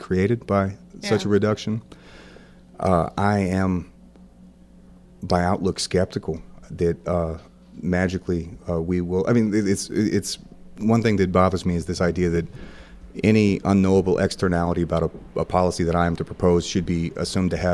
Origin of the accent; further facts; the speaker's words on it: Wentzville, Missouri, United States; also born or lived in St. Louis, Missouri; I grew up in Wentzville, Missouri.